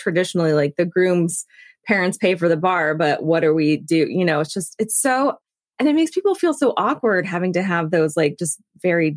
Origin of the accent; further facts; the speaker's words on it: the South, United States; I grew up in the South, so saying thank you to people for like anything is really important